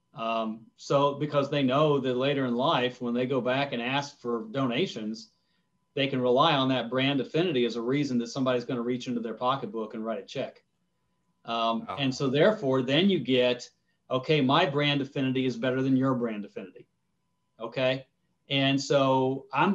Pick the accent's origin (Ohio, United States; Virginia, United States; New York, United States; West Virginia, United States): Ohio, United States; I grew up in Ohio